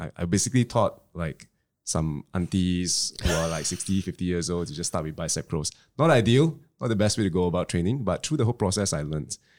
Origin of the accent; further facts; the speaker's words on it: Klang, Selangor, Malaysia; I come from Klang